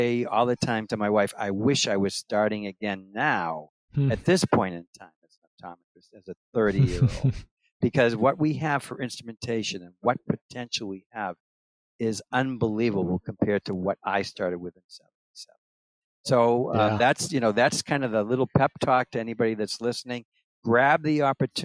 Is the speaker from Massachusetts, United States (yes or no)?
yes; Massachusetts, United States; moved away as an adult; now in New Hampshire, United States; I actually left Massachusetts. Which I was born and raised there